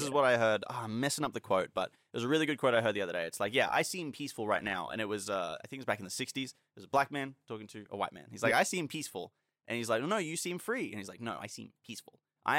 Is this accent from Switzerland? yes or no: no; Australia; And again, we are Australian